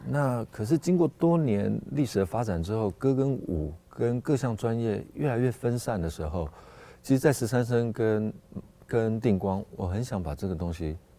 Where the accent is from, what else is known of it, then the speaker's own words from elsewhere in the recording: Taipei, Taiwan; 那我从小就在那个地方长大